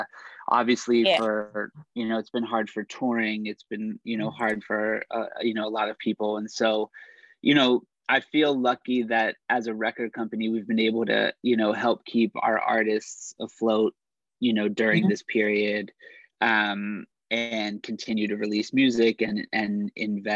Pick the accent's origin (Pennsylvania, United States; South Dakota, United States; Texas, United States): Pennsylvania, United States; Pittsburgh; moved away; also born or lived in New York; my hometown of Pittsburgh